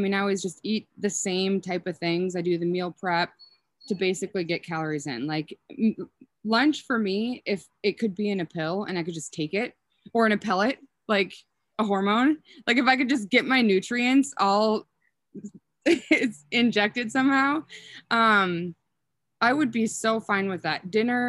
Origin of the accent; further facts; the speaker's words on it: Willmar, Minnesota, United States; accent: Minnesotan; now in Sandpoint, United States; I don't think I have a strong Minnesotan accent. So I'm from Wilmer, and then I graduated from my first undergraduate degree from the U of M.